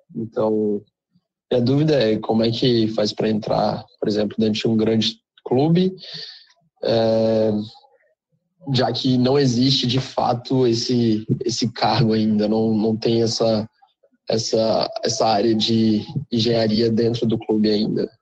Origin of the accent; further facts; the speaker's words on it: Brasília, Federal District, Brazil; now in Melbourne, Australia; sou de Brasília, mas moro em Melbourne